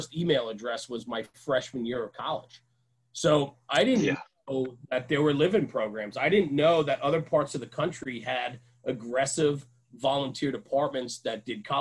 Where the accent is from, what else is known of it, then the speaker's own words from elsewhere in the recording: outside of New York City, United States; also born or lived in Poughkeepsie, New York; where I come from outside of New York City, where I am